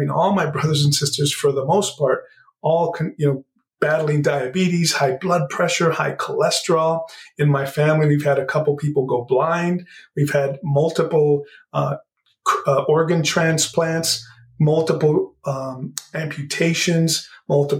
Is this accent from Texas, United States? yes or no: yes; Southern Texas, United States; moved away; also born or lived in Chicago area; Yeah, so I grew up in Southern Texas. I grew up speaking Spanish and English because my grandparents spoke very little English, so I had to learn them both